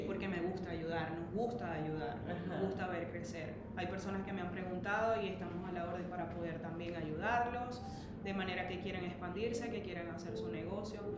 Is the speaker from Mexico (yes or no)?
no; Maracaibo, Zulia, Venezuela; accent: maracucho; moved away as an adult; also born or lived in Orlando, Florida / Indiana; now in Westfield, United States; amo mi país, amo mi patria, amo mi gente, soy 100% maracucha.